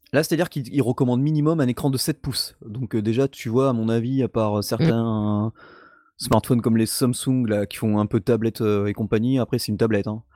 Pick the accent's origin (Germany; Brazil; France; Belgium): France; même chez nous, en France